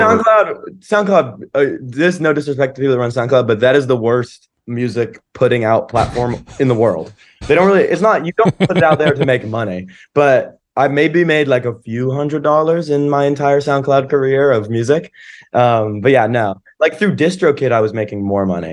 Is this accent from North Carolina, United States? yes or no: yes; Asheville, North Carolina, United States; moved away; my house in Asheville and, and, like, my hometown